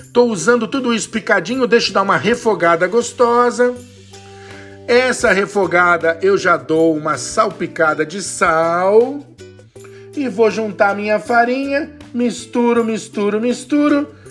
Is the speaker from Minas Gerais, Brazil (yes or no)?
no; São Paulo, Brazil; Eu sou de São Paulo, do Sudeste